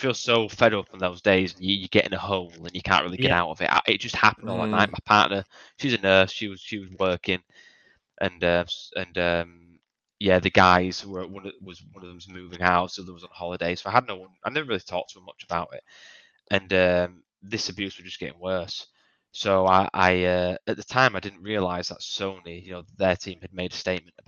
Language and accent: English; United Kingdom; I'm British